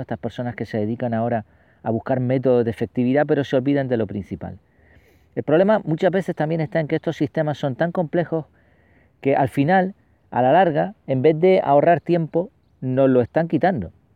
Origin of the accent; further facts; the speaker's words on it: Spain; los que tenemos ya ciertos años y nacimos aquí en España